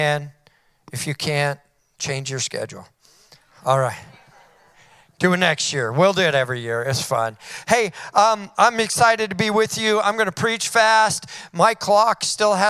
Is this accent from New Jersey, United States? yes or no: no; Weaverville, California, United States; now in Redding, United States; I grew up in Weaverville, California